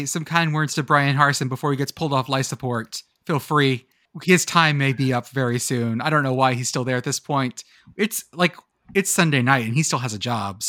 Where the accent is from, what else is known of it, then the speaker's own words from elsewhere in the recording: Texas, United States; By passive, I mean that I'm from Texas.